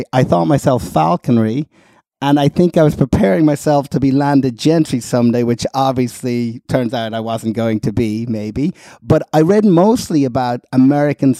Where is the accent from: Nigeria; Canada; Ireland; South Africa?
Ireland; moved away as an adult; also born or lived in London, United Kingdom; now in United States; Being Irish in England